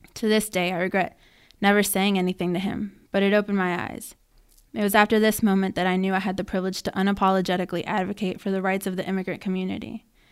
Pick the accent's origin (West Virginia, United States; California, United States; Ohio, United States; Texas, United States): West Virginia, United States; Summersville; I loved growing up here. I loved, um, being born and raised in Somersville